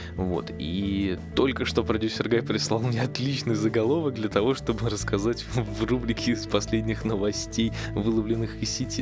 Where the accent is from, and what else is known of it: Russia